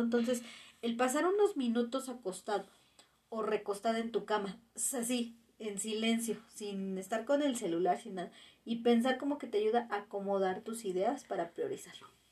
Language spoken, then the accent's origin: Spanish; Mexico; como mexicanos